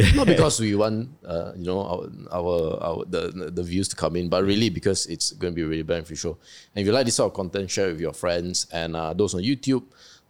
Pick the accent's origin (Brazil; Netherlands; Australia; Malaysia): Malaysia; Petaling Jaya, Selangor; I'm from PJ.